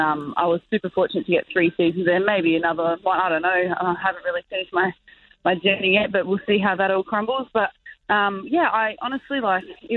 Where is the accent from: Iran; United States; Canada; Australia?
Australia; Adelaide, South Australia; I'm actually from Adelaide